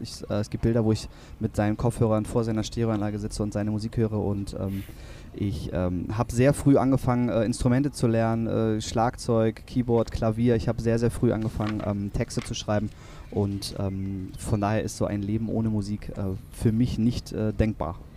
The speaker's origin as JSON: {"language": "German", "town": "Kiel", "region": "Schleswig-Holstein", "country": "Germany", "tie": "born or raised there", "also_born_or_lived": "Kronshagen", "said": "Ich bin in Kiel aufgewachsen, ich bin äh, in Grundshagen, ähm, äh, wirklich äh, mein Lebensmittelpunkt"}